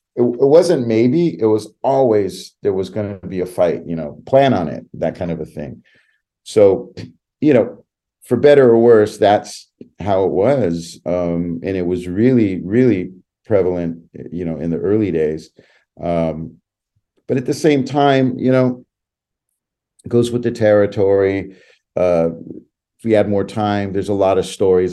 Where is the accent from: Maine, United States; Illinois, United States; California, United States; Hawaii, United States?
California, United States; West Side; I grew up on the West Side